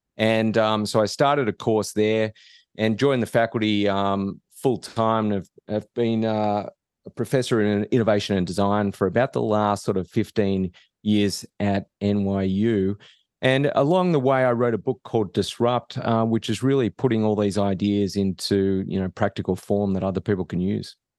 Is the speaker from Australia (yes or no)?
yes; Australia; moved away as an adult; now in United States; I'm not from around here. So I, I grew up in Australia